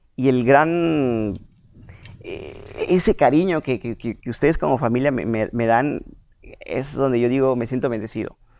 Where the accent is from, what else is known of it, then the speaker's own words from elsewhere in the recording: San Cristóbal de las Casas, Chiapas, Mexico; yo soy de San Cristóbal